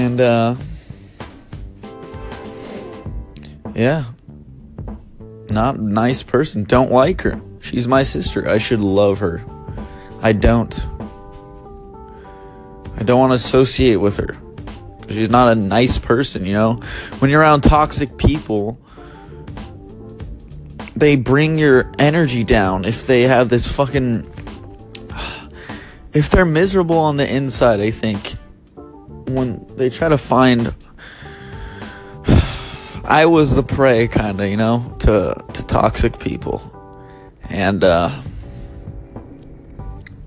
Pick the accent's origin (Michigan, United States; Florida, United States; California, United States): California, United States; Bay Area; moved away as an adult; now in Los Angeles, United States; I'm from the Bay Area, but I just moved down